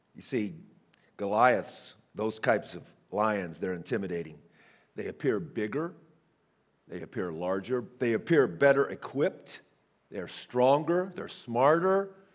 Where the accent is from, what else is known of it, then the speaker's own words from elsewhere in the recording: Northern California, United States; now in Fort Smith, Arkansas, United States; as a kid growing up in Northern California